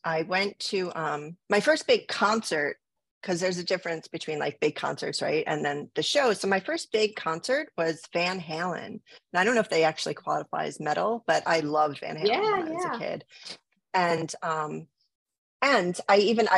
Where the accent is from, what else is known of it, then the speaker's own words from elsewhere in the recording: New Jersey, United States; also born or lived in Brooklyn; Where I grew up in New Jersey, I'm not in the same town that I grew up in because I wouldn't have lasted there, but I do still live in New Jersey